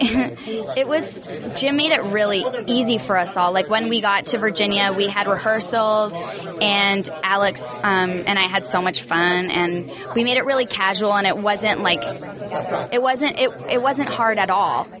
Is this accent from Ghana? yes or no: no; New Zealand; I am from New Zealand